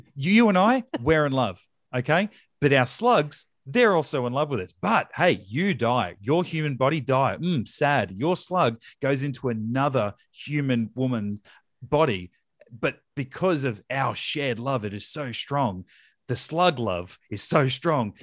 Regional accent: Australia; we're Australian

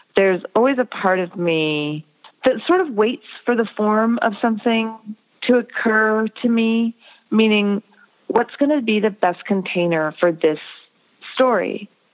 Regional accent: United States; growing up in America as an Indian American

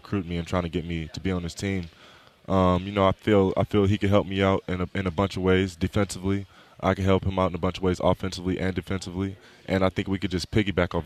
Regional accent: Long Beach, California, United States; I'm also from Long Beach

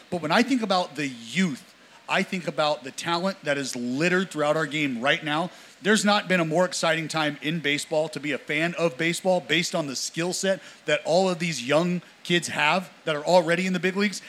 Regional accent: Northern California, United States; I'm from I'm from NorCal

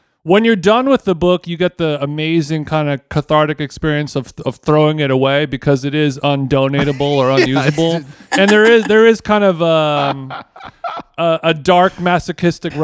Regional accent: Orange County, California, United States; I grew up in Orange County

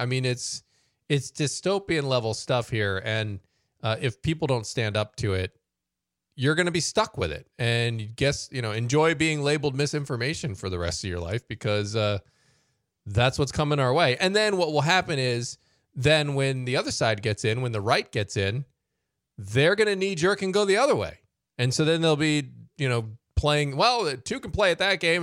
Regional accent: United States; as American Christians

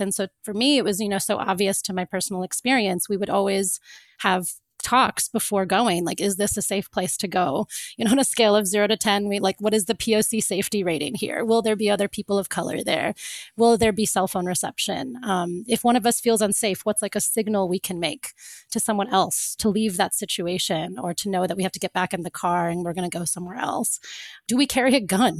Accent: Florida, United States; moved away; also born or lived in Cape Town; when I grew up, I grew up in Florida

